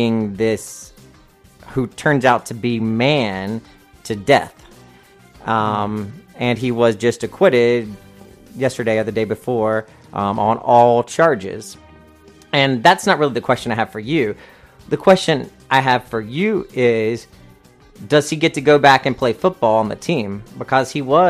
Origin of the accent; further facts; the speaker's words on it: North Carolina, United States; I am from North Carolina, and down in the South, we like that Southern Baptist